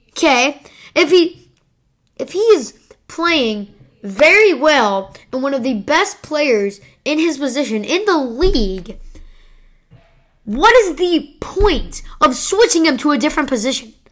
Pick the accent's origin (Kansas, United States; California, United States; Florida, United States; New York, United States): Kansas, United States; I'm from Kansas.